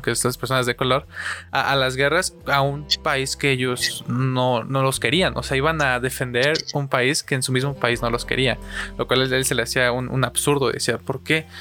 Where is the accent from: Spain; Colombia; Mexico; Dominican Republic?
Mexico; en mi situación mexicana, como mexicano